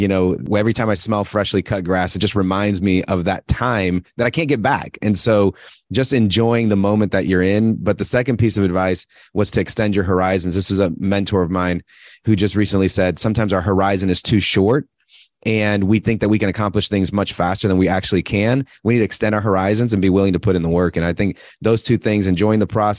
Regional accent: Puerto Rico; now in Atlanta, United States; I'm from Puerto Rico originally

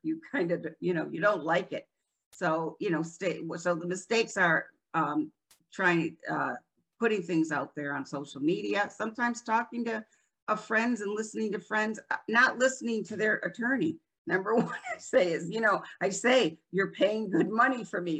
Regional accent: Rochester, New York, United States; moved away as an adult; also born or lived in Florida; now in New Port Richey, United States; I'm originally from Rochester, New York

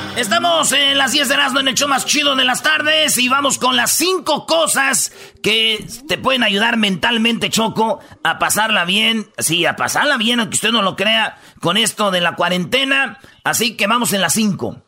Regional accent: Michoacán, Mexico; yo soy de Michoacán, somos del rancho

